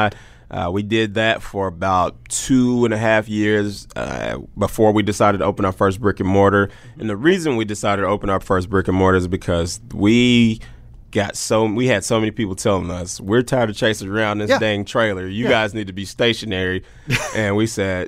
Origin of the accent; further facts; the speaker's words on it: Oklahoma City, Oklahoma, United States; Born and raised in Oklahoma City, Oklahoma